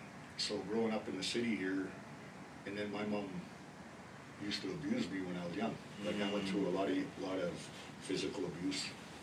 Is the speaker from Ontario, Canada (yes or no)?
no; Colin Lake, Alberta, Canada; first language Cree; English is a second language; I was born and raised in Colin Lake, Alberta. That is just 2 hours north of Edmonton. My grandparents raised me there. I was born to trap, fish, hunt, do chores, understand and speak our language.